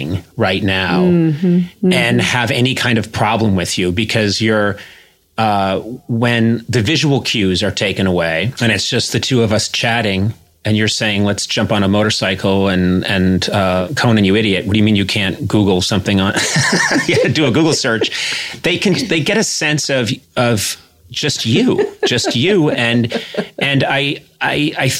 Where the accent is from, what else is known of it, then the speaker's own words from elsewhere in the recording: Brookline, Massachusetts, United States; I'm an Irish Catholic from Brookline, Massachusetts, so in the Kennedy Democrat mold